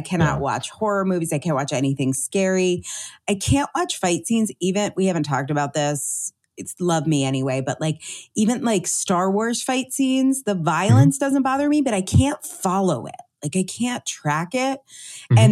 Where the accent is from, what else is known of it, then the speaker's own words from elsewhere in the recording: United States; growing up in Connecticut, New Jersey, New York